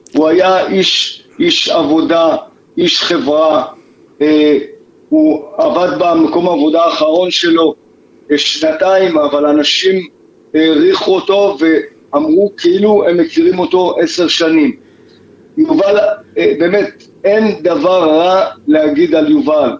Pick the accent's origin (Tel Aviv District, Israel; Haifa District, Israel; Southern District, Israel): Southern District, Israel; Kibbutz Re'im; אנחנו מקיבוץ רעים